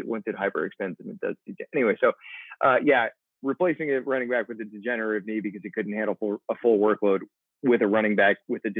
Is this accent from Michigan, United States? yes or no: no; Denver, Colorado, United States; I was born in Denver